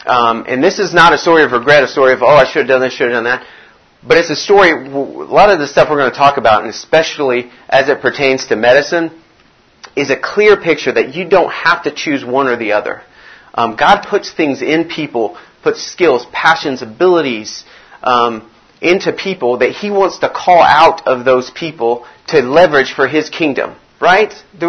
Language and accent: English; Brazil; I grew up in Brazil. I was a missionary kid. My parents moved to Brazil when I was 3 years old.